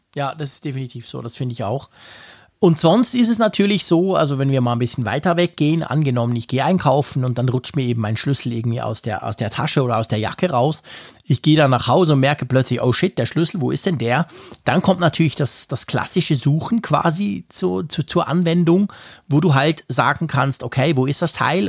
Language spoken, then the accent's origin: German; Switzerland; ich als Schweizer